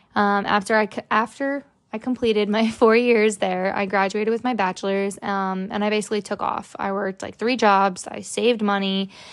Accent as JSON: {"language": "English", "region": "New Jersey", "country": "United States", "tie": "born or raised there", "also_born_or_lived": "Florida", "said": "I am from New Jersey. I was born in New Jersey. I do live in Middletown"}